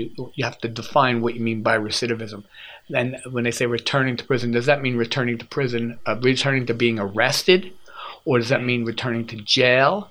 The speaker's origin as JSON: {"language": "English", "country": "United States", "said": "as an American"}